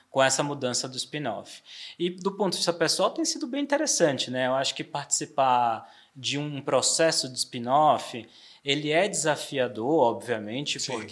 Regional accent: Salvador, Bahia, Brazil; now in São Paulo, Brazil; Eu, eu, brinco que eu já sou sotero paulistano, né?

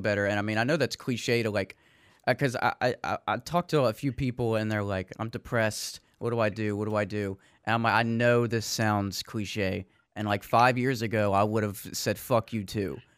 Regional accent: Metairie, Louisiana, United States; I'm from Metairie

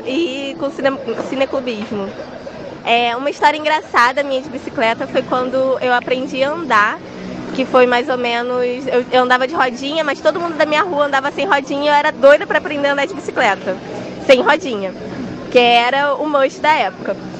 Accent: Nova Iguaçu, Rio de Janeiro, Brazil; sou de Nova Iguaçu

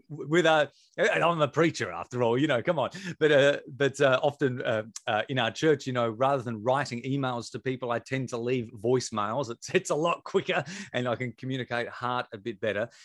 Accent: Victor Harbor, South Australia, Australia; we'd relocated back to my hometown where I was from, a place called Victor Harbour.

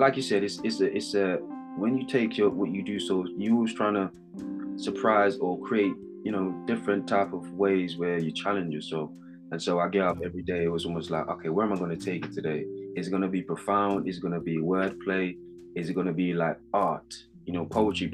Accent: Jamaica; accent: Jamaican UK; I am Jamaican

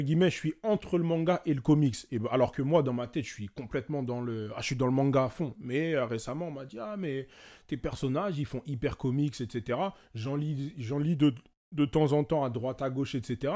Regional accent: France; j'ai mes origines, je suis congolais, je suis français parce que je suis né ici.

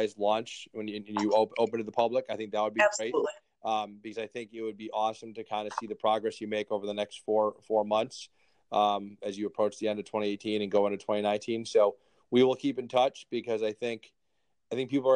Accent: Connecticut, United States; I grew up in Connecticut

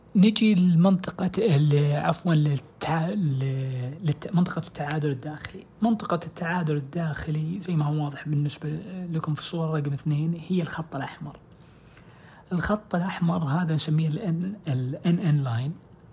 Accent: Saudi Arabia; عندنا في السعودية

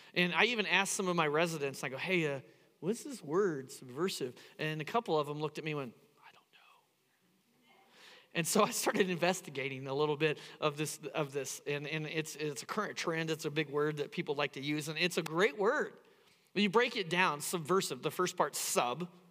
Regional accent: Indiana, United States; now in Phoenix, United States; I grew up in the Midwest. I grew up in Indiana

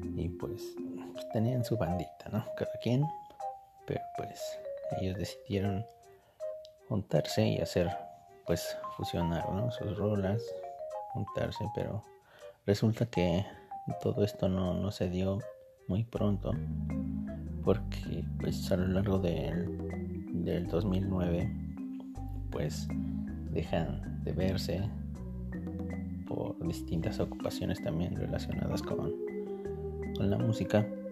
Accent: State of Mexico, Mexico; al estado de mi corazón. de donde soy oriundo

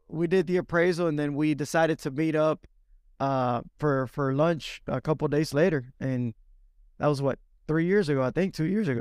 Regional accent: Dominican Republic; now in Alabama, United States; I was born and raised in Dominican Republic, moved to the States back in oh three

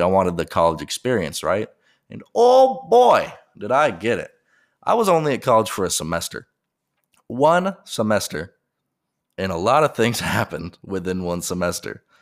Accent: Colorado Springs, Colorado, United States; moved away as an adult; also born or lived in Oklahoma; I'm from Colorado, and I'm from Colorado Springs, which is a up-and-coming city

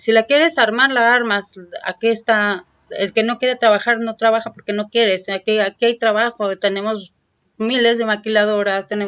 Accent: Mexico City, Mexico; now in Tijuana, Mexico; Te lo digo porque yo vengo de la Ciudad de México y a mí me han recibido de una manera suave

